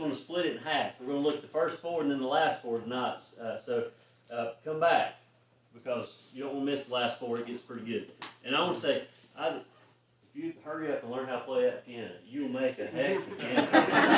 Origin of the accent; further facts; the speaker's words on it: Vilas, United States; I'm from Vilas, born and raised there. Don't know anything else but Vilas